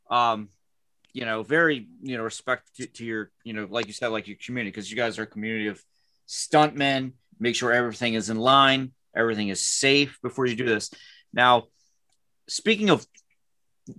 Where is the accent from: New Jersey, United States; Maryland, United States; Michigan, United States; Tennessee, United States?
Maryland, United States; Baltimore; now in South Carolina, United States; I'm from Baltimore and I've lived down in Bully's Quarters